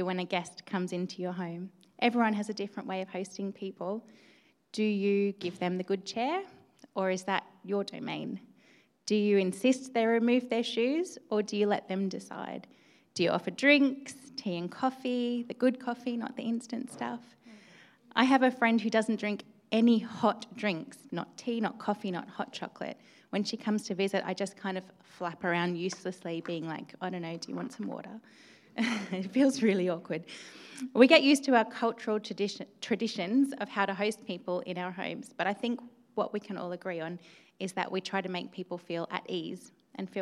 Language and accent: English; Australia; now in York, United Kingdom; I am an immigrant. Yes, I am Australian